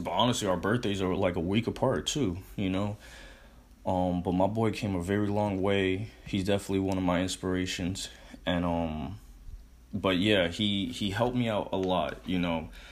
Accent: Connecticut, United States; moved away as an adult; also born or lived in Arizona; I'm in Connecticut now. I'm from Connecticut.

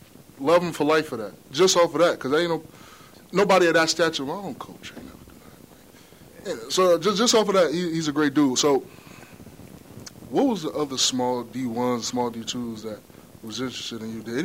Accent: Union, New Jersey, United States; I'm from Union.

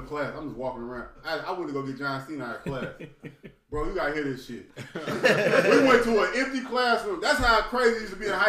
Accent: Alton, Illinois, United States; We're in the St. Louis area, but we're in Alden, Illinois. We're from Alden, Illinois. That's where we're from.

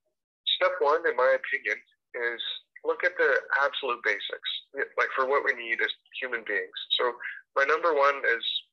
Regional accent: Edmonton, Alberta, Canada; also born or lived in Greater Vancouver; now in Vancouver, Canada; I grew up in Edmonton, Alberta

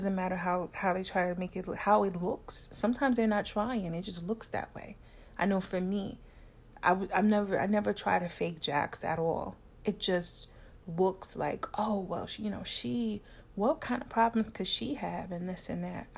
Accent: New York City, New York, United States; just New York City, in the tri-state area. And we all knew Wendy. You know, we grew up with Wendy on the radio

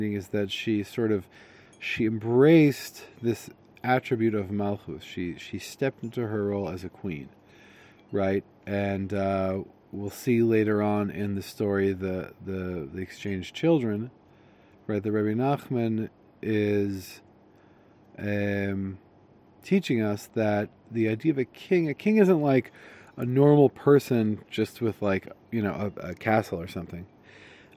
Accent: Connecticut, United States; I'm from Connecticut

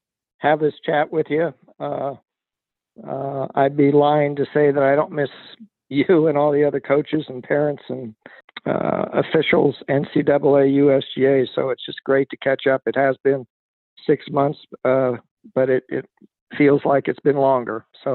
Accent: San Francisco Bay Area, California, United States; born or raised there; also born or lived in San Diego

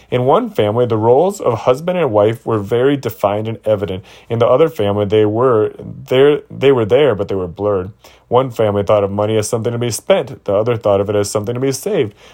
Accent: Toledo, Ohio, United States; Luella was raised in Cuba, and I was raised in Toledo, Ohio.

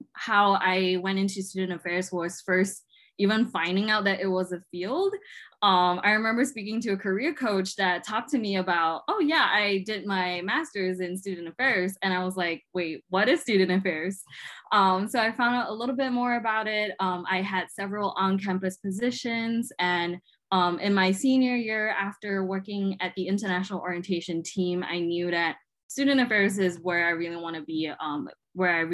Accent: Malaysia; moved away as an adult; now in Lincoln, United States; I am from Malaysia. I am a Chinese Malaysian.

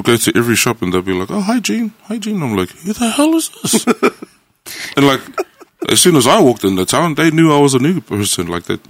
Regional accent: Auckland, New Zealand; there's a suburb called Manukau Heights where the rich white people live. And then I'm from Otara, which is just like 10 minutes down the road.

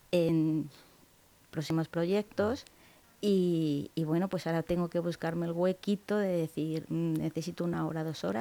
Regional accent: Cebolla, Castilla-La Mancha, Spain; also born or lived in Los Cerralbos; como yo digo en mi pueblo. en Cebolla.

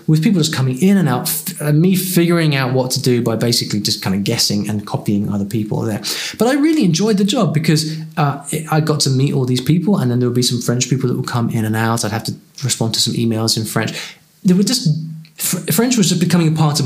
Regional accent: United Kingdom; I'm from the UK

